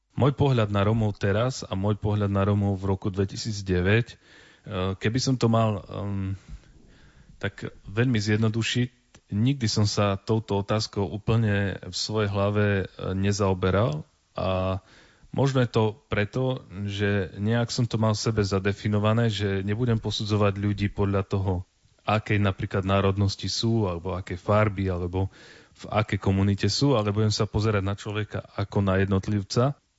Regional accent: Slovakia; Ja som Slovák a nikdy nebudem Róm

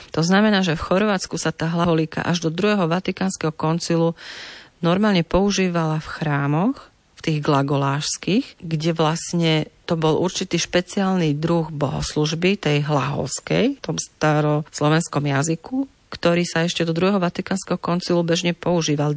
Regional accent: Slovakia; u nás na Slovensku

